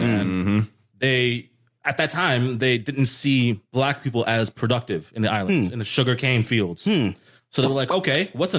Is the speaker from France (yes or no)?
no; Canada; now in United States; I was born in Canada